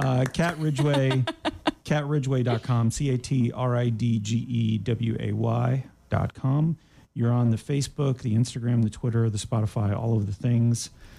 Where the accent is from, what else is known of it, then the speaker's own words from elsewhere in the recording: Canada; now in United States; I'm Canadian